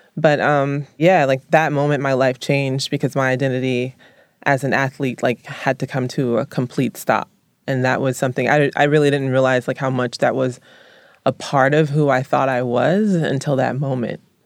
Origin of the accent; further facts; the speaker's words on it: Columbus, the South, United States; moved away; I was raised in the South